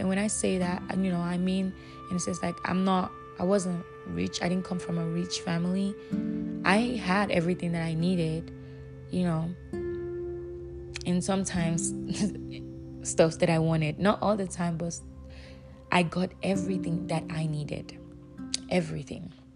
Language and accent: English; Nigeria; I'll use myself as an example growing up in Nigeria